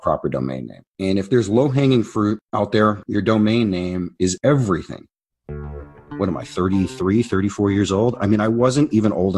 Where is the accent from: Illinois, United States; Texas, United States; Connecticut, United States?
Illinois, United States; Chicago; I was born in Chicago, Illinois